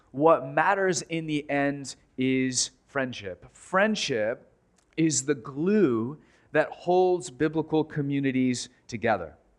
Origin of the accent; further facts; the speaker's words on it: United States; American Christians